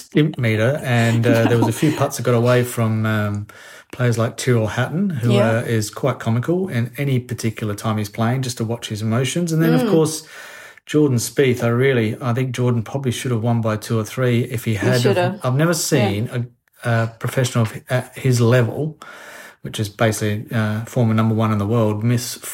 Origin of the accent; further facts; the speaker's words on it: Australia; now in Orlando, United States; as an Australian, growing up with a lot of sun awareness